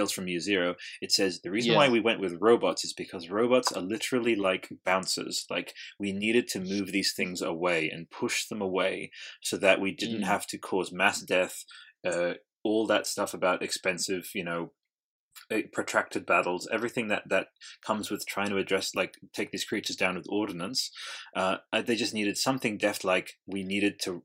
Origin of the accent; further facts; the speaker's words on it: Australia; I'm Australian and I don't even fucking speak like